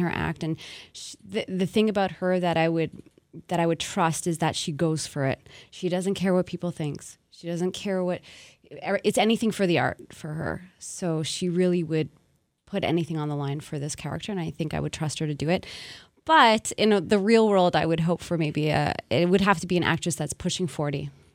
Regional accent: Montreal, Quebec, Canada; born and raised in Montreal

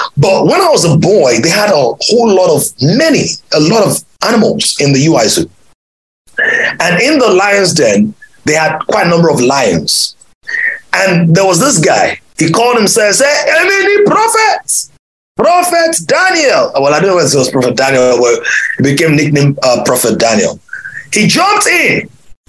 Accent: Ibadan, Oyo, Nigeria; moved away; when I was a little boy growing up in Ibadan

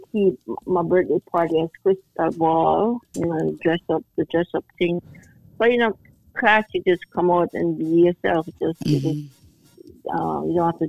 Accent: Plainfield, New Jersey, United States; But I'm originally from Plainfield

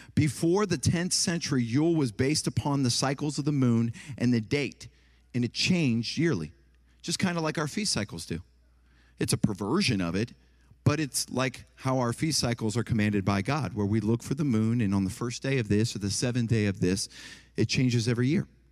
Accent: Ohio, United States; moved away; also born or lived in Tennessee; I'm from Ohio, and then I lived in Tennessee

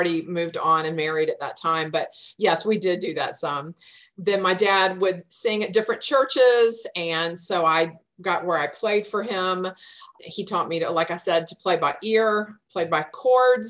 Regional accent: Atlanta, Georgia, United States; also born or lived in Cherokee County, Georgia; I am a native of Atlanta. I live in Cherokee County now. We've been here for about 28 years. We have a small farm here of 3 acres, but my growing up years were in DeKalb County in Atlanta

